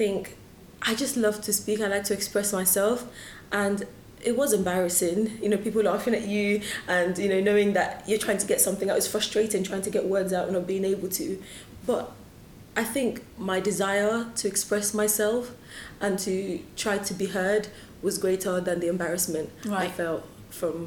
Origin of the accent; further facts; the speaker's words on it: Luton, East of England, United Kingdom; also born or lived in Lagos, Nigeria; growing up in Luton